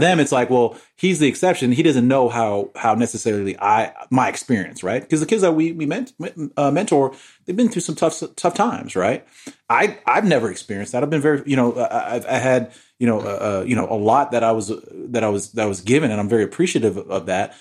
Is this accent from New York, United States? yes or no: yes; New York, United States; growing up in New York